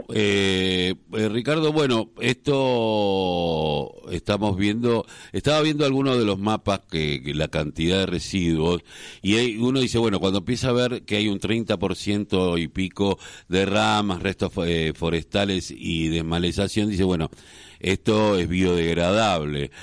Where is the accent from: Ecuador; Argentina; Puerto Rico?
Argentina; Quilmes, Buenos Aires Province; Yo, soy de Quilmes